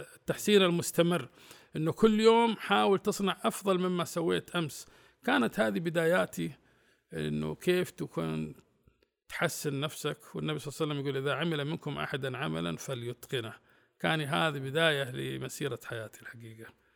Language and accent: Arabic; Saudi Arabia; كنت أنا الوحيد من السعودية